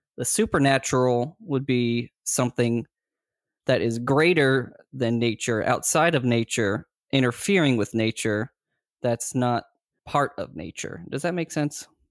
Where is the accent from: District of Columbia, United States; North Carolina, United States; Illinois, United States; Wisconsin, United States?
North Carolina, United States; Greensboro; I grew up in Greensboro, North Carolina